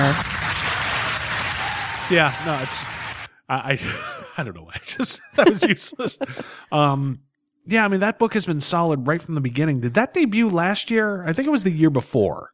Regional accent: New England, United States; We were born and bred in New England.

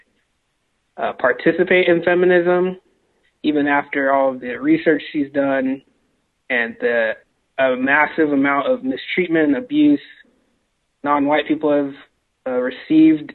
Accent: California, United States; moved away; also born or lived in Seattle; I'm originally from California

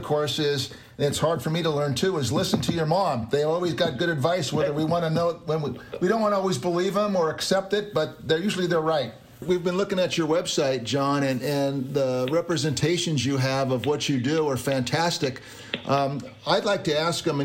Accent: Englewood, New Jersey, United States; I was born in Englewood, New Jersey

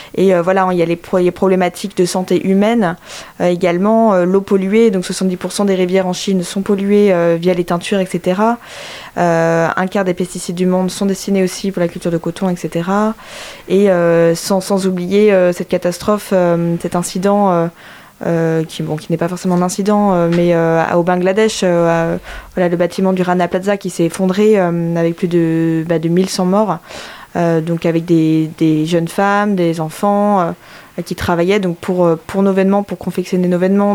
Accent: Brittany, France; moved away as an adult; now in Angers, France; je suis originaire de Bretagne

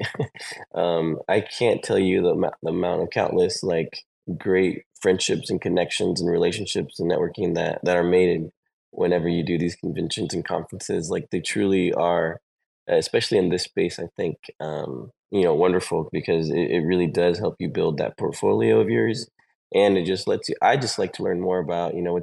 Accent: Texas, United States; I'm actually from Texas

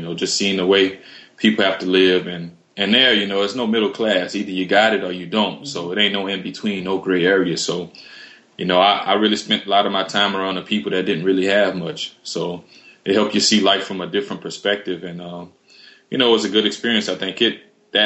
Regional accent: New Iberia, Louisiana, United States; my hometown, New Iberia, Louisiana

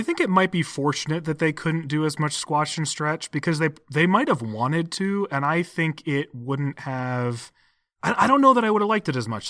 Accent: United States

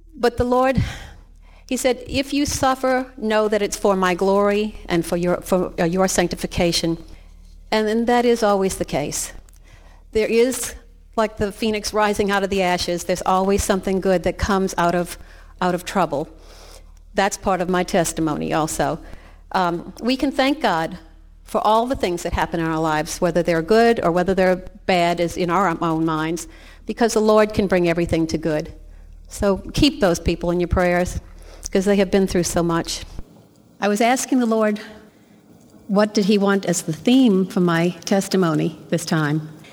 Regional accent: Metairie, Louisiana, United States; I was raised in Metairie, Louisiana

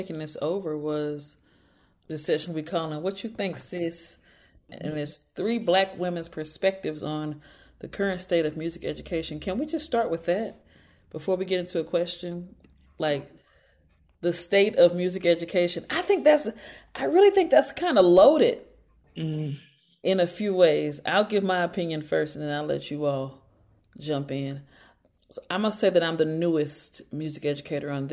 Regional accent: St. Louis, Missouri, United States; I'm from St. Louis, Missouri

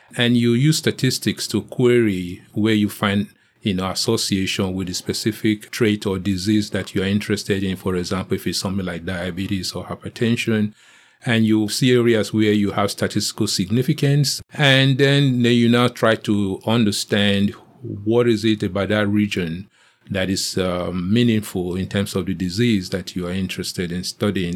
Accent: Nigeria; moved away as an adult; now in United States; I grew up in Nigeria

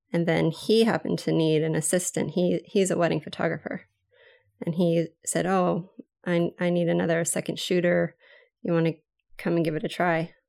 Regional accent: Maui, Hawaii, United States; I'm from Maui, Hawaii

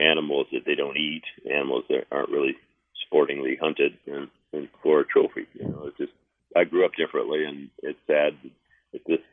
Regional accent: Nebraska, United States; I grew up in Nebraska hunting ducks, geese, pheasants, and grouse and things

